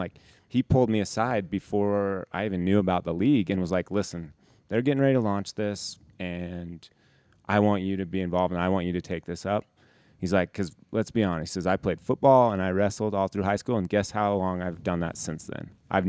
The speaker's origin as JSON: {"language": "English", "town": "Heber", "region": "Utah", "country": "United States", "tie": "born or raised there", "said": "I grew up in Heber and I grew up here."}